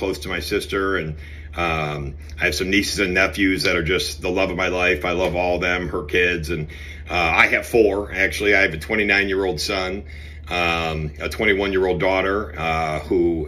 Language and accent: English; Cleveland, Ohio, United States; I grew up in Cleveland, obviously, you know, on the west side of Cleveland